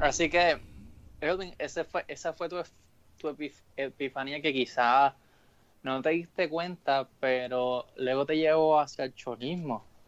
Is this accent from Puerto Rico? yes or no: yes; Caguas, Puerto Rico; soy de Caguas